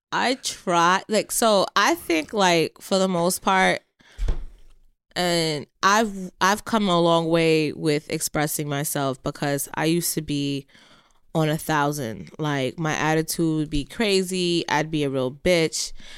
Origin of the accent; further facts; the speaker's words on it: Jamaica; being Jamaican, I have one brother